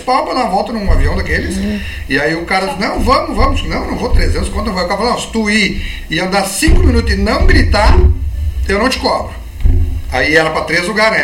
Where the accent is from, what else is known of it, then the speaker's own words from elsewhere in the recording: Santana do Livramento, Rio Grande do Sul, Brazil; sou de livramento